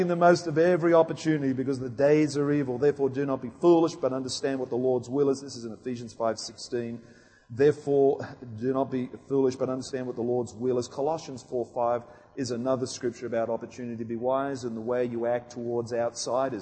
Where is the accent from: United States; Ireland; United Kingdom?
United Kingdom; moved away; I come from England, Wales